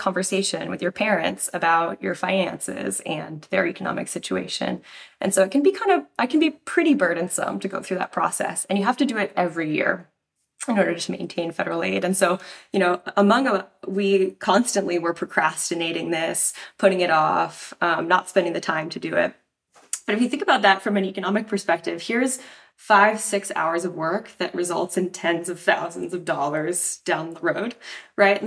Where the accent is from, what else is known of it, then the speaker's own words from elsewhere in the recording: Tucson, Arizona, United States; So I'm originally from Tucson, Arizona.